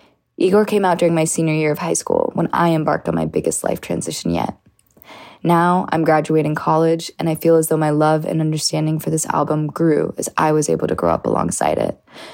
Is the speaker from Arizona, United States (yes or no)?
no; Torrance, California, United States; from Torrance, California.